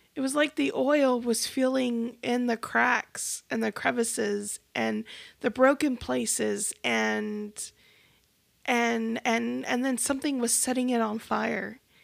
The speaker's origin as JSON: {"language": "English", "country": "United States", "said": "As American Christians"}